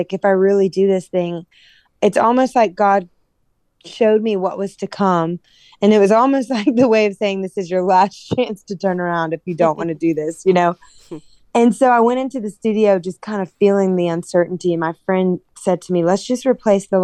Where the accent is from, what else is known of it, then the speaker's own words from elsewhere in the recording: Louisiana, United States; I'm from Louisiana